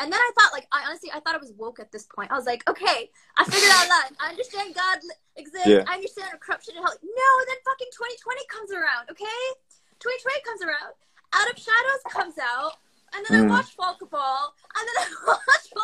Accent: United States; also born or lived in Pakistan; I grew up in America. I moved when I was a baby to the United States.

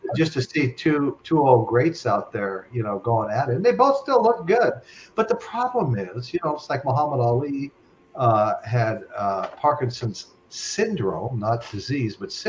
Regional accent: Henderson, Nevada, United States; when I was a kid growing up in Henderson, Nevada, just outside of Vegas

